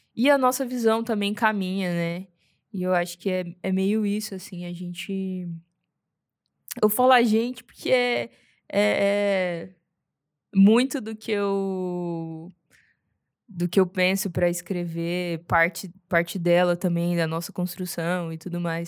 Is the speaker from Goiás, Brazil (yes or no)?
yes; Goiânia, Goiás, Brazil; Eu sou, sou de Goiânia, nascido criada, bicho do mato